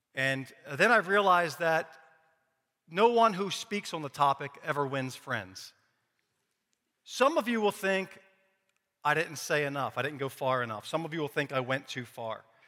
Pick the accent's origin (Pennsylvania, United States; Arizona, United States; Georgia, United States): Pennsylvania, United States; Philadelphia; I grew up in Philadelphia, born and raised